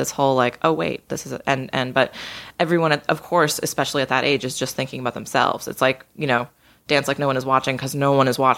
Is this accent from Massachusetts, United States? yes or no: yes; just outside of Boston, Massachusetts, United States; Yeah, I grew up just outside of Boston.